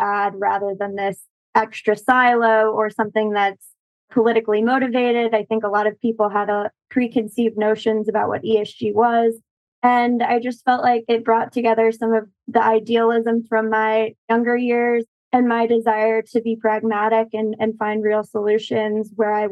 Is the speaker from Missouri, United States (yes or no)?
yes; St. Louis, Missouri, United States; moved away; I grew up partially in St. Louis, and we had a weeping willow in our backyard